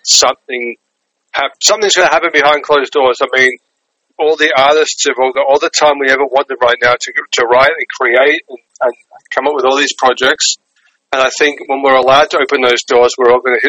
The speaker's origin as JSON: {"language": "English", "town": "Melbourne", "region": "Victoria", "country": "Australia", "tie": "born or raised there", "moved": "as an adult", "lives_now": "New York, United States", "said": "I'm from Australia, Melbourne, Australia. So I've been in New York 10 years now. Australian born and raised."}